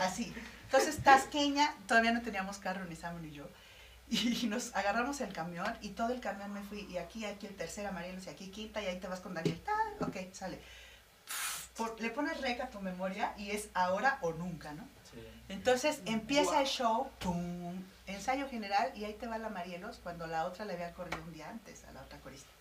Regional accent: Morelos, Mexico; Orgullosamente morelense, eh, estoy en, mi, en mi tierra

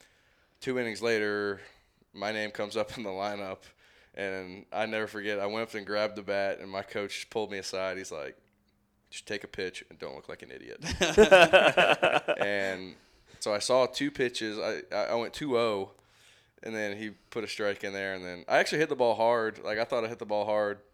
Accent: Marietta, Georgia, United States; I'm from Marietta, Georgia, and it, which is often referred to as East Cobb

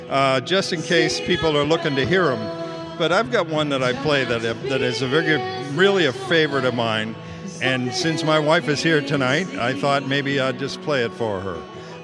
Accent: Boston, Massachusetts, United States; moved away as an adult; Both my brother Ned and I are both from Boston. Actually, we grew up in Boston

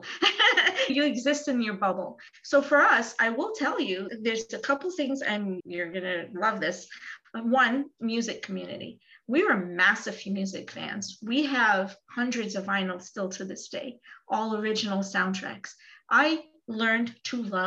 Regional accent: New York, United States; I'm from New York

